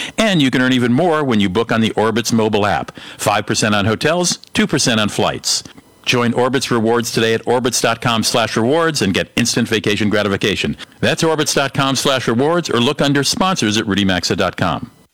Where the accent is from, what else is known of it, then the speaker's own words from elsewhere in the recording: St. Paul, Minnesota, United States; my hometown here in St. Paul